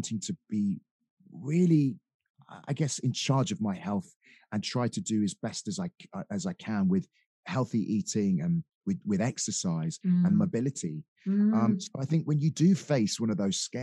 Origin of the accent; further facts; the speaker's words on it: Dorset, South West England, United Kingdom; also born or lived in Sidmouth, Devon; I was brought up in Dorset by a single parent family.